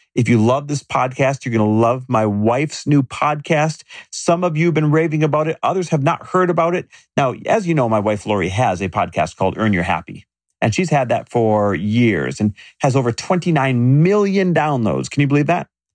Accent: Midwest, United States; I grew up in the Midwest

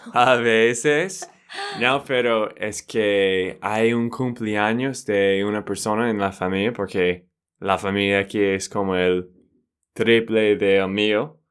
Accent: Texas, United States; now in Colombia; de Texas, Estados Unidos.

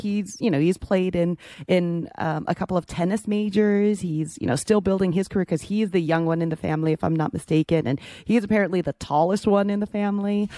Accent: the Bay Area, California, United States; moved away; I grew up in the Bay

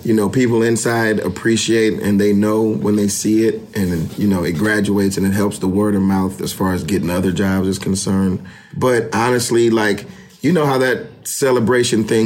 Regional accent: the South, United States; I'm from the South, so everybody, you know, says, hey, how you doing?

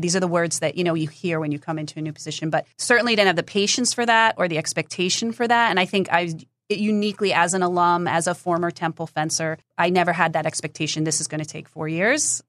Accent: New Jersey, United States; I grew up in New Jersey

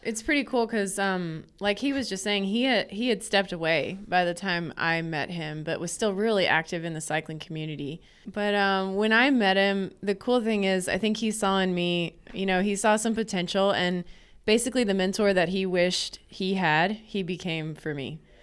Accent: North Carolina, United States; now in Arkansas, United States; I grew up on the East Coast in North Carolina.

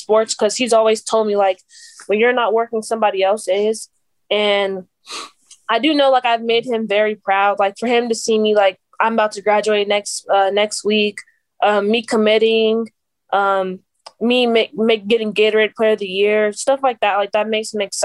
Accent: Las Vegas, Nevada, United States; I was born and raised here, that it's not something like when I'm out at tournaments or camps, they're like, oh, where are you from? I'm like, I'm from Vegas.

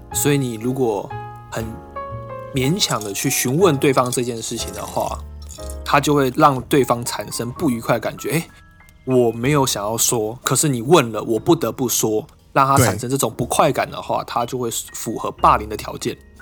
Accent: Taiwan; moved away as an adult; now in Japan; 因为我们都是台湾人

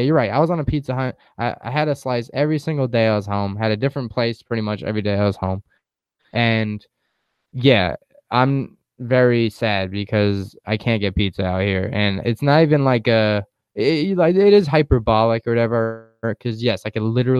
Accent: Huntington, New York, United States; moved away; my hometown of Huntington

